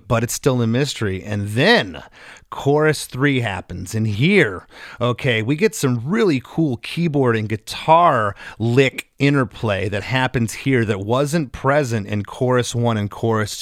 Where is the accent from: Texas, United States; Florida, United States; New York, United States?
Florida, United States; Southwest; I grew up in Southwest Florida